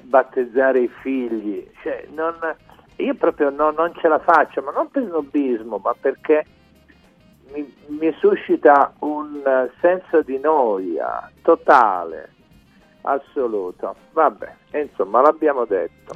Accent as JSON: {"language": "Italian", "region": "Sicily", "country": "Italy", "first_language": "Sicilian", "second_language": "Italian", "said": "io da siciliano penso in dialetto"}